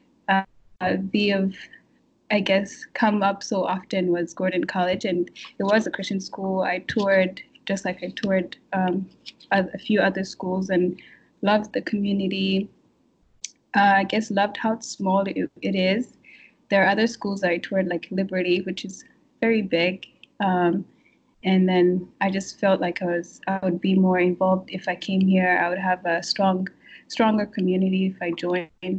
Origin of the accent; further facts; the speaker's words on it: Kigali, Rwanda; moved away as an adult; now in Massachusetts, United States; I am from Rwanda, Kigali